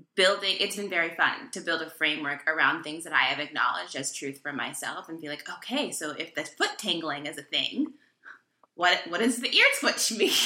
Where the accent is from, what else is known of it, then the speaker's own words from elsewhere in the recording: Texas, United States; moved away as an adult; also born or lived in New York City; now in North Carolina, United States; I grew up in Texas and spent a decent amount of my adult life in New York City